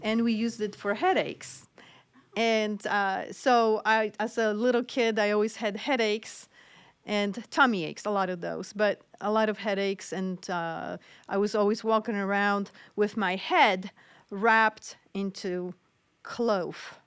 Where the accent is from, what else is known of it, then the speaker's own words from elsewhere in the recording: Poland; moved away; I grew up in Poland, so my family always used a lot of different home remedies